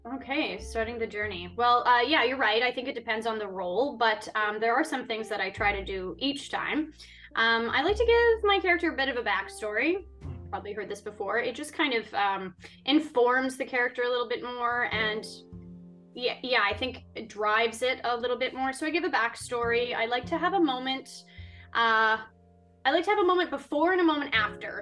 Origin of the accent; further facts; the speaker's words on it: Winnipeg, Manitoba, Canada; moved away as an adult; now in Vancouver, Canada; I'm originally from Winnipeg, so I went to the University of Winnipeg